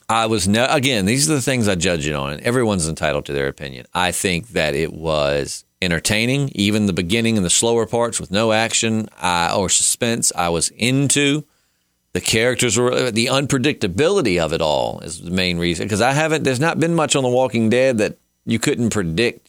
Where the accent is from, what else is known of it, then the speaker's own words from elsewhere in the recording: the South, Virginia, United States; because we're from the South and we know they're in Virginia, which is where we're located